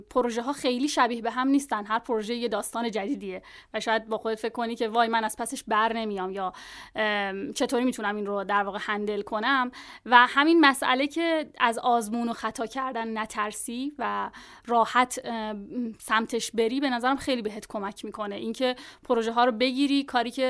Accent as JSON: {"language": "Persian", "country": "Iran", "said": "ما هم ایرانی هستیم آره"}